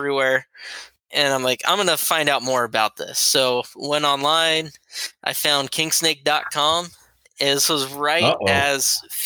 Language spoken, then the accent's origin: English; Georgia, United States; I was born down in Georgia. Family lived down there